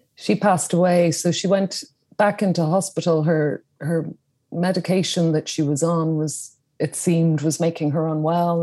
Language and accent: English; Dublin, Leinster, Ireland; I was born in Dublin in Ireland, in the capital city